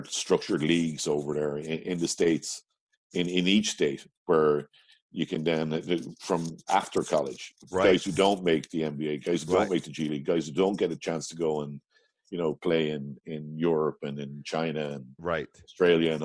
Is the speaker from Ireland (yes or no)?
yes; Midlands, Ireland; Let's say I'm from the Midlands